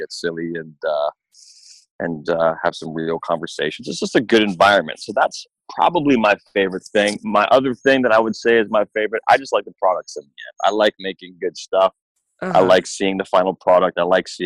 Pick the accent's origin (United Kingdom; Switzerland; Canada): Canada; Toronto, Ontario; I grew up in the hood in Toronto